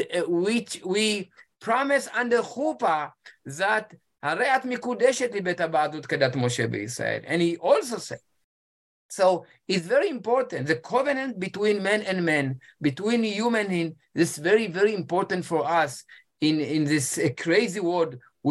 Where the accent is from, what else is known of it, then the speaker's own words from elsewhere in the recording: Ethiopia; English is a second language; My wife, she came from Switzerland and I came from Ethiopia.